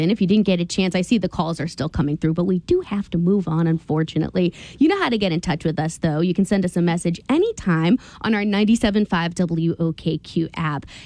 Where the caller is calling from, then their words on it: Windham, New Hampshire, United States; Hi, it's …. I'm from Windham.